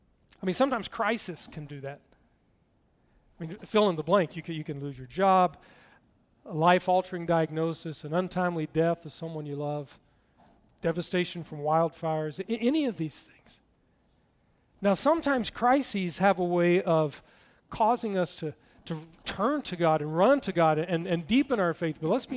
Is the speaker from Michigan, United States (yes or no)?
no; Tennessee, United States; One thing you need to know, I grew up in East Tennessee, just next to Knoxville, and I lost my accent years ago.